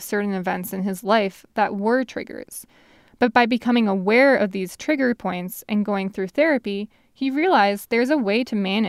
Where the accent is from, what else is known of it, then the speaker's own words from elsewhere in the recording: New York, United States; moved away; As a New Yorker